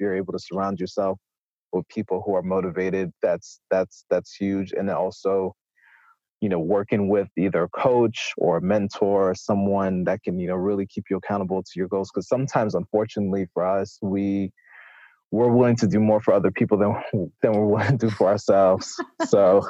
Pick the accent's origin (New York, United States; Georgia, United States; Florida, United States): Florida, United States; South; moved away; I'm originally from South Florida, left, came back to South Florida for a brief period